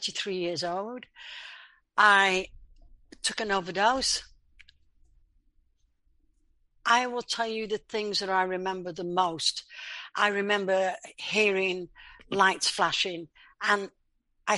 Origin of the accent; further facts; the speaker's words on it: Leeds, Yorkshire and the Humber, United Kingdom; I was born in England in a place called Leeds